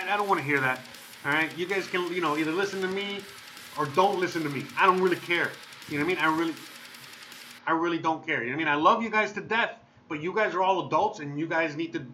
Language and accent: English; United States; I'm American